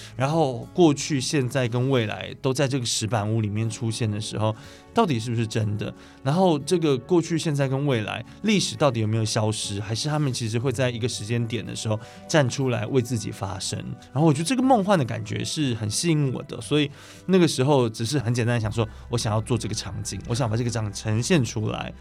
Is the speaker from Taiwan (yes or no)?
yes; Taiwan; 受学校教育，然后加上我们的宗教的环境，然后我们在就是台湾这个地方长大